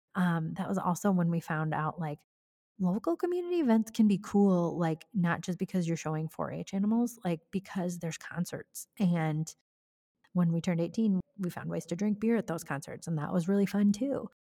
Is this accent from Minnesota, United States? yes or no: no; Cascade, Iowa, United States; I grew up in Cascade, Iowa, which, truth be told, is where I still live